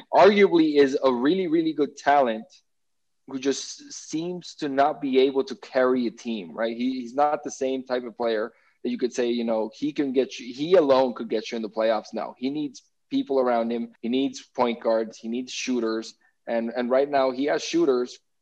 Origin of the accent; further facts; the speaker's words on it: Denver, Colorado, United States; my hometown Denver Nuggets